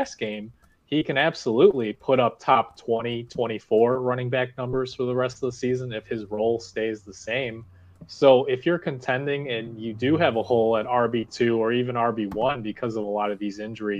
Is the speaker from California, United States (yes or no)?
no; Chicago, Illinois, United States; I'm a Chicagoan